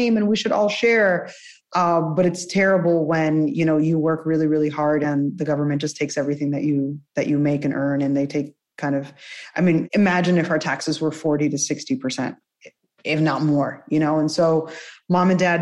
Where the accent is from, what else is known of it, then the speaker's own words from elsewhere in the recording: New Jersey, United States; first language Spanish; English is a second language; also born or lived in Cuba; Originally Cuban, but grew up in Jersey